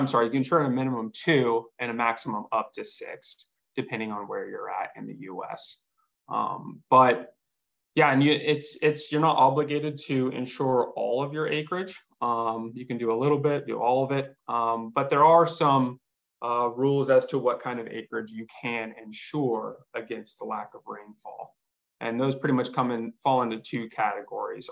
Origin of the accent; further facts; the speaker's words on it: Southern Arizona, United States; growing up in Southern Arizona